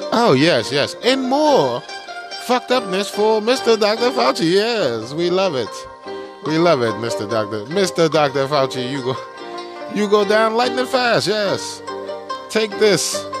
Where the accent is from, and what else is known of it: China; moved away